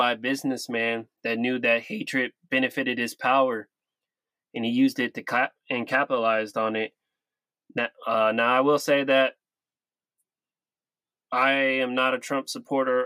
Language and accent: English; Sacramento, California, United States; I'm from Sacramento